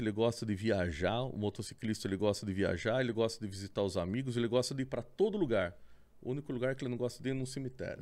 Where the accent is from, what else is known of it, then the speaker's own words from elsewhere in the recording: Sorocaba, São Paulo, Brazil; also born or lived in Votorantim; nasci em Votorantim, né? Cidadezinha vizinha. Hum. E praticamente vivi minha vida toda ali em Sorocaba